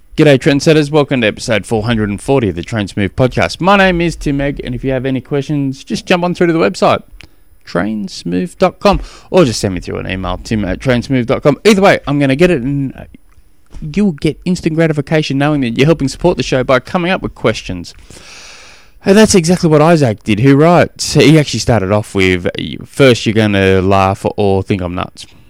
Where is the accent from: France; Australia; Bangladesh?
Australia; moved away; also born or lived in Tennessee, United States; I'm an Aussie